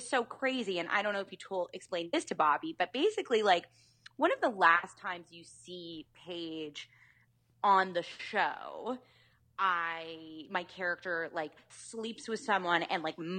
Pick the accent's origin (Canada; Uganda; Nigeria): Canada